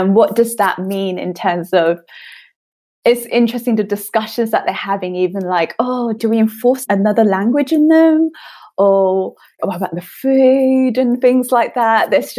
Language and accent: English; United Kingdom; born there; I only speak very little Chinese because I'm British born Chinese or something like that.